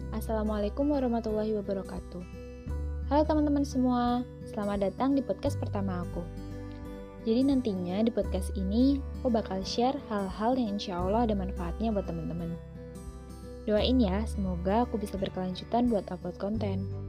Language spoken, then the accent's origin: Indonesian; Jepara, Central Java, Indonesia; Aku asli Jawa, kelahiran Jepara